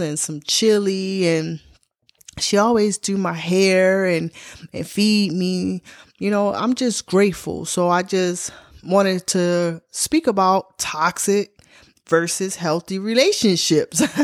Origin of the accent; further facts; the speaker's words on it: Baltimore, Maryland, United States; my hometown, Baltimore, Maryland